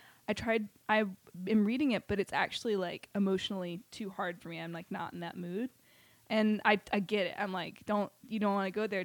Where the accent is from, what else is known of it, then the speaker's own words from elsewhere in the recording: the South, United States; being a Southerner. And I always wanted to leave the South. Like, from, like first grade